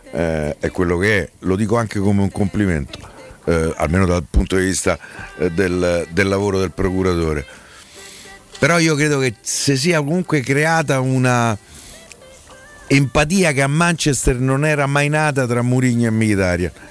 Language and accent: Italian; Rome, Lazio, Italy; Io, io gli offro anche Roma, mi rendo conto che da romano no, eh, può sembrare.